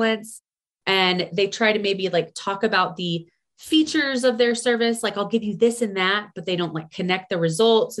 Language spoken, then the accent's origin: English; Houston, Texas, United States; moved away as an adult; also born or lived in Austin, Texas; now in Colorado, United States; I'm from Houston, Texas, which it's gotten better there, but it's still very flat and very hot. And I lived in Austin for a little bit after Houston